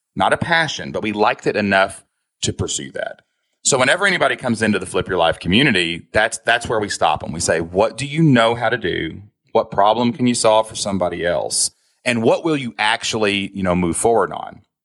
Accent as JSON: {"language": "English", "region": "Kentucky", "country": "United States", "said": "I'm from Kentucky, man. I don't talk so spectacular. Like, I got an accent"}